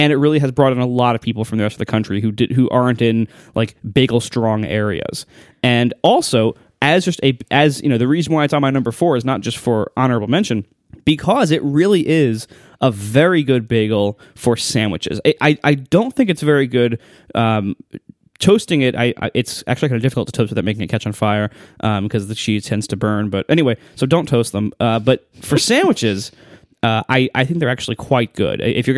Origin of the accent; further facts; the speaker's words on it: Ohio, United States; that's what I grew up on in Ohio.